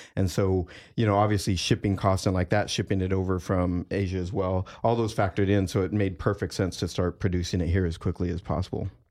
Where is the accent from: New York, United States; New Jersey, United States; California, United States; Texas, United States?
Texas, United States; moved away as an adult; having just moved up from Texas, the San Antonio, Austin area and growing up in Texas on beef jerky.